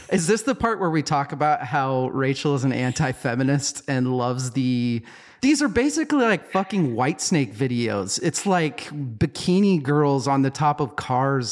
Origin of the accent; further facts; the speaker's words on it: United States; we're American